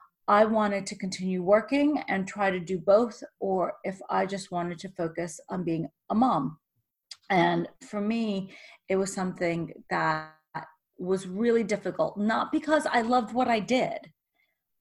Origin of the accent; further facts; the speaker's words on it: New York, United States; also born or lived in Russia / Israel / Boston; I was born in Russia, then we moved to Israel, and then I was raised in New York